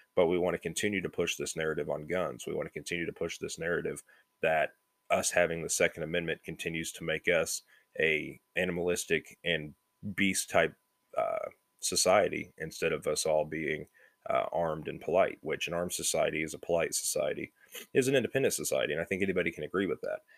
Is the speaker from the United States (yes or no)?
yes; United States; We're American